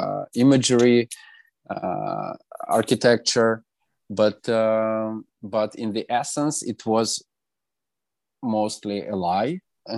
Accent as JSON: {"language": "English", "town": "Antratsyt", "region": "Luhansk Oblast", "country": "Ukraine", "tie": "born or raised there", "moved": "yes", "said": "this is the Antracit is the name of my hometown, which has been occupied since 2014"}